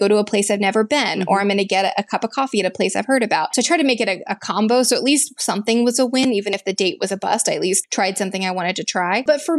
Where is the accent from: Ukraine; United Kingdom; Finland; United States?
United States; the South; I work in corporate HR. I grew up in the South, right?